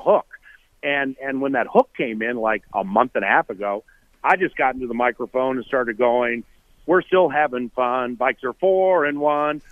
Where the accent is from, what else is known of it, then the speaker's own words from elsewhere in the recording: Washington, District of Columbia, United States; moved away as an adult; now in Minnesota, United States; I'm from Washington D.C. I moved here full time in '98.